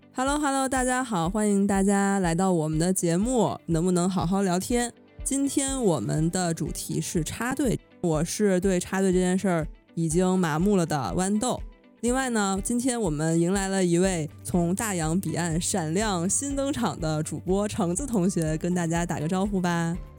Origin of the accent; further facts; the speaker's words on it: northern China, China; 我是在这个，从小在北方城市长大